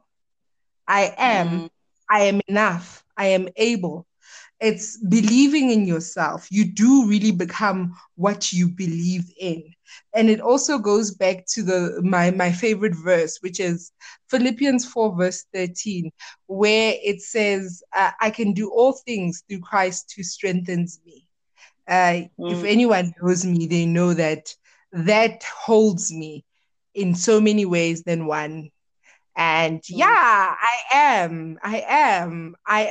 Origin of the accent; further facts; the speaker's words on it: Witbank, Mpumalanga, South Africa; also born or lived in Pretoria; I was born in Pretoria, but raised in Witbank